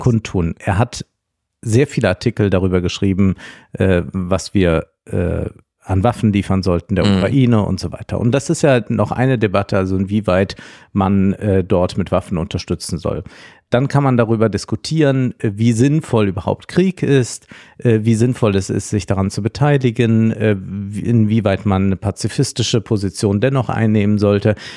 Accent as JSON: {"language": "German", "region": "Rhineland-Palatinate", "country": "Germany", "tie": "born or raised there", "said": "das Land Rheinland-Pfalz, mein Heimatland"}